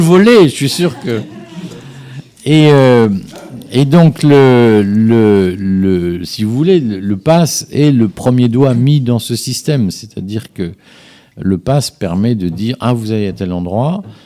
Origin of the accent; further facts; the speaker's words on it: Liège, Wallonia, Belgium; now in France; je suis, suis pas né en France, je, viens, je suis né à Liège